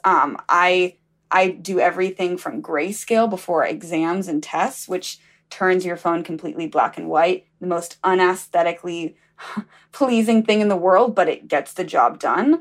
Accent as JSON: {"language": "English", "region": "Alabama", "country": "United States", "said": "I'm from Alabama."}